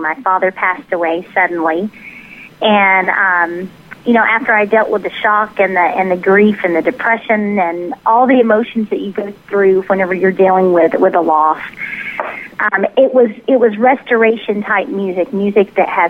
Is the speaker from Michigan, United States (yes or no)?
no; Tennessee, United States; born or raised there; accent: southern; now in Dallas, United States